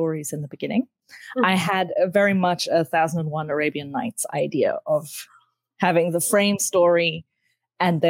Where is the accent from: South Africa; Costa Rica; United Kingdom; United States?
South Africa; I grew up in South Africa